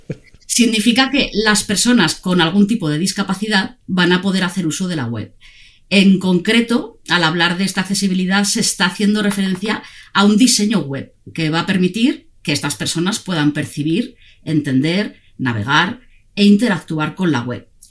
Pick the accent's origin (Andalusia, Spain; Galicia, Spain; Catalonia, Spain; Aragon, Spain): Aragon, Spain; Zaragoza; moved away as an adult; now in Barcelona, Spain; somos de la misma tierra, eh, los dos venimos de Zaragoza